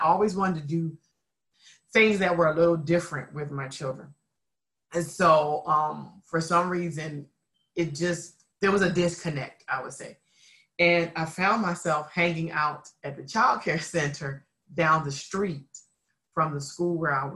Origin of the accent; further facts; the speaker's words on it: Philadelphia, Pennsylvania, United States; I am a native Philadelphia, Pennsylvania girl. I am from the area known as North Philly